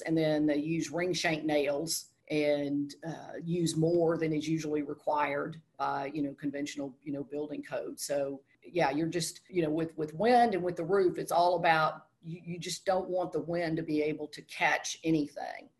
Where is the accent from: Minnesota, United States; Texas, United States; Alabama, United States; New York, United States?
Texas, United States; moved away as an adult; also born or lived in South Carolina; I'm from Texas